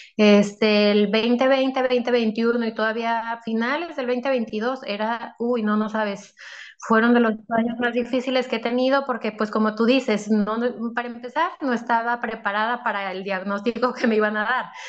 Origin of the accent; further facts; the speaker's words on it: Monterrey, Nuevo León, Mexico; tengo 33 años, eh, soy de México